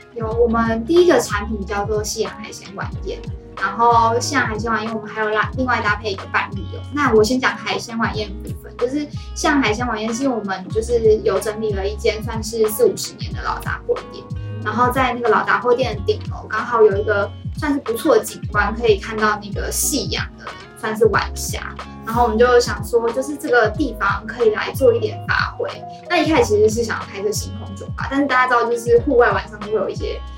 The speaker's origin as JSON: {"language": "Chinese", "region": "Penghu County", "country": "Taiwan", "tie": "born or raised there", "moved": "as an adult", "lives_now": "Pingtung, Taiwan", "said": "我本来就从渔村长大，我是澎湖人，所以从小在渔村长大"}